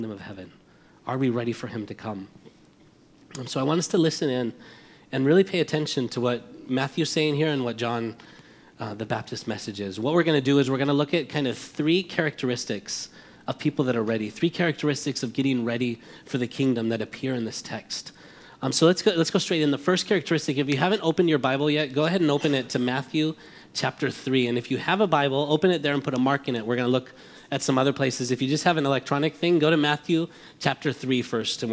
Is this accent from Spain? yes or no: yes; Madrid, Community of Madrid, Spain; now in United States; But we're from Spain. I was born here, raised there